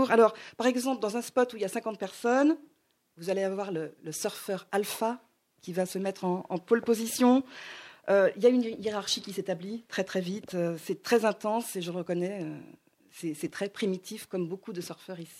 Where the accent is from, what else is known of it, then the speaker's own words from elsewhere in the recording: Hawaii, United States; moi, j'ai grandi à Hawaï.